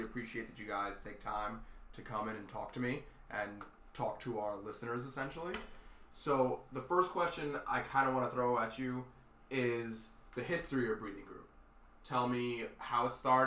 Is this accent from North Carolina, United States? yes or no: no; New York City, New York, United States; growing up in New York City, things are kind of like hectic in a sense